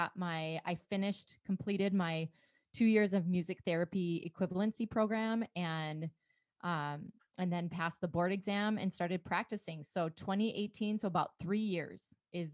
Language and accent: English; rural Minnesota, United States; now in Beaumont, United States; my upbringing in rural Minnesota